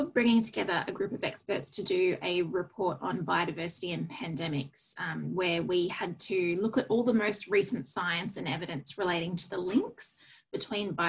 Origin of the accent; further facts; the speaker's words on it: Australia; as an Australian